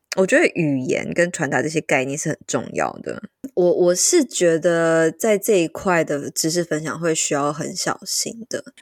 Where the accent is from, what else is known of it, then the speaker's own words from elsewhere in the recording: central Taiwan, Taiwan; also born or lived in Tainan; 我就是搬离了台南这样子，回到中部。对，就是我，因为我是中部人这样